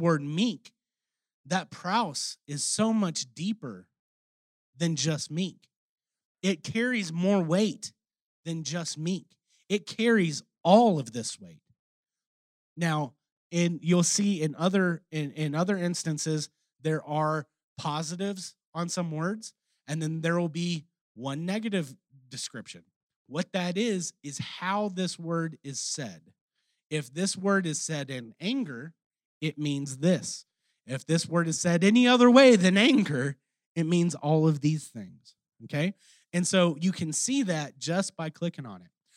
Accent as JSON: {"language": "English", "region": "Texas", "country": "United States", "accent": "Texan", "said": "my Texan accent"}